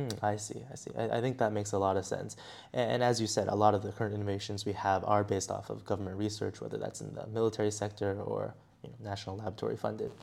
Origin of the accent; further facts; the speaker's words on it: Beijing, China; I'm actually from Beijing